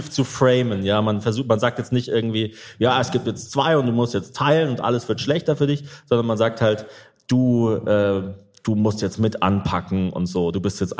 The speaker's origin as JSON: {"language": "German", "region": "Zurich", "country": "Switzerland", "said": "Ich bin halt Zürcherin durch ja, und durch. Durch und durch."}